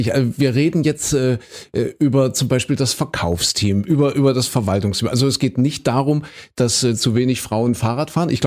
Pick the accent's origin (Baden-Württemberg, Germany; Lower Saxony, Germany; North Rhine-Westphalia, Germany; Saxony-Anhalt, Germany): Saxony-Anhalt, Germany; Köthen; Das ist ja meine alte Heimat. Ich komme ja aus Köthen, aus Kuhköthen haben wir gesagt.